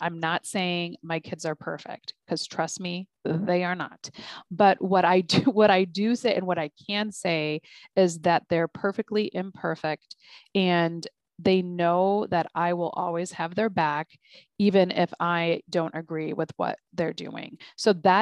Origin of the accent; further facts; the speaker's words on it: United States; I'm an American Muslim mother. I'm very much American